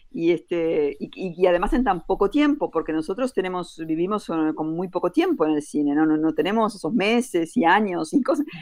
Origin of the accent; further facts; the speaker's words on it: Uruguay; moved away as an adult; also born or lived in Brussels, Belgium; Yo nací, viví mis primeros 25 años en Uruguay